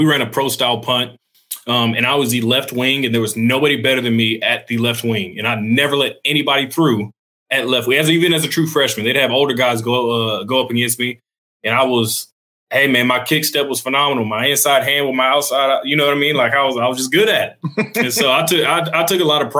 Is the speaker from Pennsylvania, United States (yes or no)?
no; Baytown, Texas, United States; I was born in Baytown, Texas. That's southeast of Houston. And so I do claim to be a Houstonian